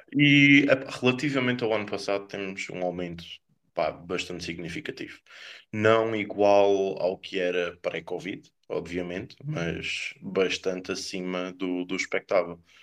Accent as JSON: {"language": "Portuguese", "area": "Corvo", "region": "Azores", "country": "Portugal", "said": "sou do Corvo. da ilha mais pequena dos Açores"}